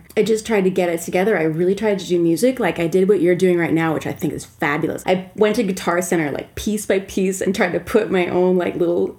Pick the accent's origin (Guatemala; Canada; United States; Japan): United States; Minnesota; moved away as an adult; also born or lived in San Francisco; In Minneapolis, that was my last home, because I grew up in Minnesota